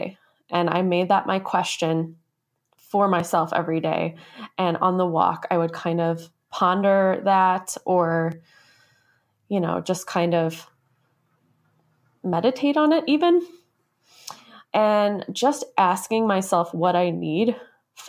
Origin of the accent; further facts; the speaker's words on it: Minnesota, United States; I grew up in the Midwest. I live in Minnesota. This is where I grew up.